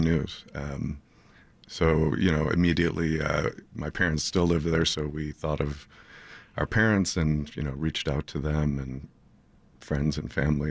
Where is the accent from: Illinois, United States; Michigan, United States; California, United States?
Illinois, United States; Highland Park; I grew up in Highland Park, um, and raised my kids there